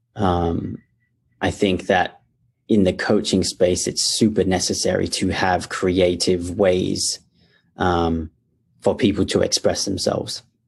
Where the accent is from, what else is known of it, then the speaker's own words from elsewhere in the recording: Perth, Western Australia, Australia; I was born and raised in Perth, Australia